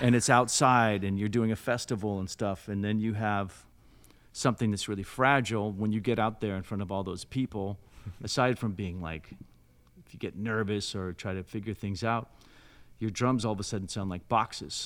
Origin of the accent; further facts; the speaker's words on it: South Lake Tahoe, California, United States; I'm from Lake Tahoe, California. Um, really sleepy blue collar, then blue collar town in, in the mountains